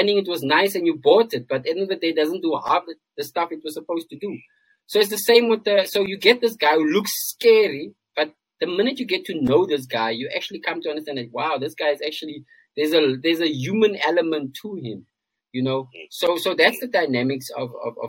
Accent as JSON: {"language": "English", "country": "South Africa", "said": "as South Africans, we live in this bubble. And I'm speaking from a point of being a South African myself."}